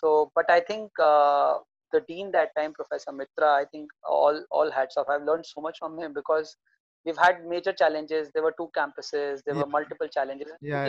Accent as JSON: {"language": "English", "country": "India", "said": "I mean, like most of Indians, I was an engineer by graduation."}